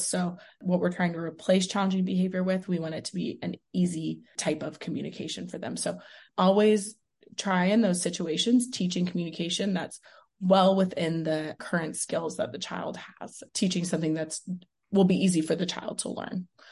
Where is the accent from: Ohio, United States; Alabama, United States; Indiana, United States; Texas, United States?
Texas, United States; Houston; moved away as an adult; now in Las Vegas, United States; I'm originally from Houston, Texas